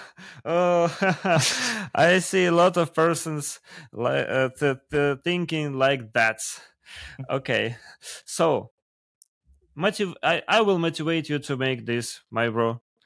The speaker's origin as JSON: {"language": "English", "country": "Russia", "second_language": "English", "said": "we have so huge country"}